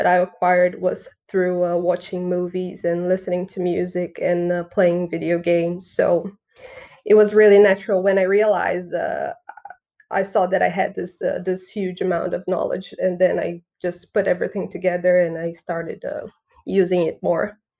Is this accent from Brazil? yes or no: yes; Brazil; first language Portuguese; English is a second language; now in Estonia; I'm from Brazil.